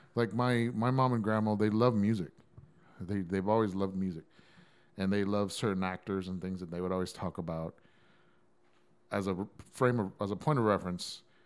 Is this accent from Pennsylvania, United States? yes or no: no; San Antonio, Texas, United States; I'm from San Antonio.